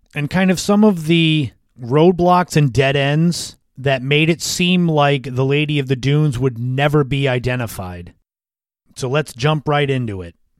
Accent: Cape Cod, Massachusetts, United States; As a kid growing up on Cape Cod

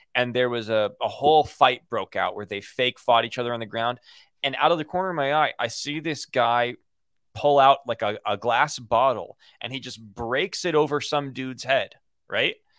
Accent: Los Angeles, California, United States; growing up in Hollywood.

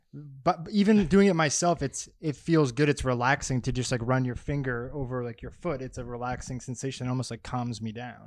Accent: Massachusetts, United States; I'm from Massachusetts

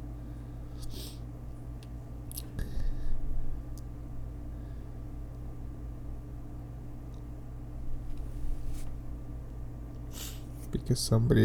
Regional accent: Dallas, Texas, United States; We grew up in Oak Cliff. Yeah, Oak Cliff, that's my hood

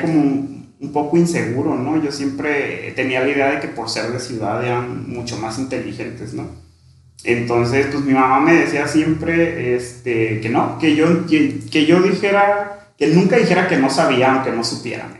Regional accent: Sierra de Badiraguato, Sinaloa, Mexico; moved away as an adult; also born or lived in Ciudad Obregón, Sonora; yo me crié en una comunidad rural allá en la Sierra de Guadiraguato, orgullosamente. Ahí prácticamente desde que nací hasta los 17 años

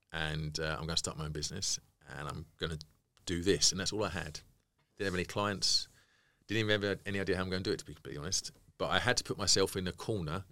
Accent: United Kingdom; we're being British

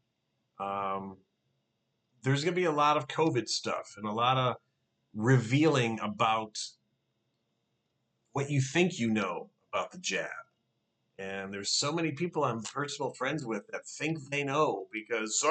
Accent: Detroit, Michigan, United States; when we were growing up in Detroit

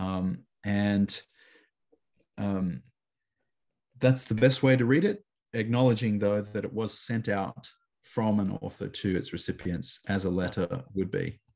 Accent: Canberra, Australian Capital Territory, Australia; moved away as an adult; also born or lived in Chicago / Sydney; I'm living back in my hometown of Canberra, Australia, which is the capital city of Australia

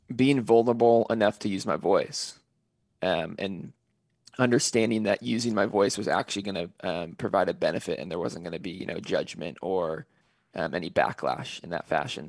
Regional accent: California, United States; I'm originally from California

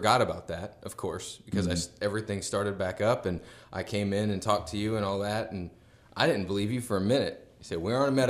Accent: Florida, United States; moved away as an adult; I'm from Florida.

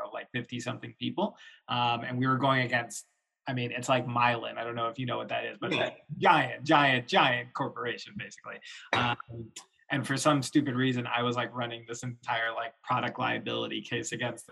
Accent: Florida, United States; also born or lived in New York; now in Chicago, United States; I grew up in Florida. I'm like, suburban Florida

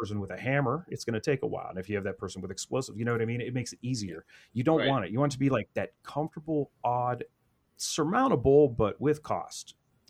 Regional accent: Midwest, United States; I'm from the Midwest, man. It's Rust Belt.

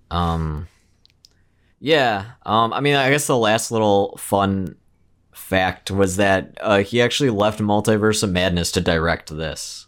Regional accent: Midwest, United States; we both growing up in the Midwest

